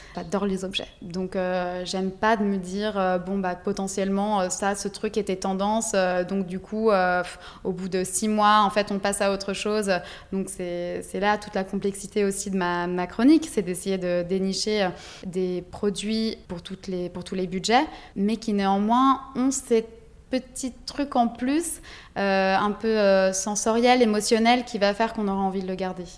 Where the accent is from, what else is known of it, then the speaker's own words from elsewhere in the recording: Ligurian coast, Italy; moved away; also born or lived in Dijon, France; j'ai grandi en Italie, euh, sur la côte euh, Ligure